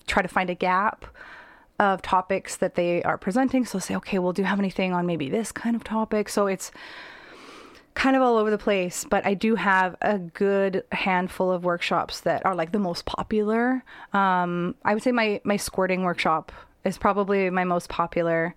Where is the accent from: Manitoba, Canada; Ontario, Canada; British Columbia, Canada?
British Columbia, Canada; Abbotsford; I grew up in Abbotsford as a teenager.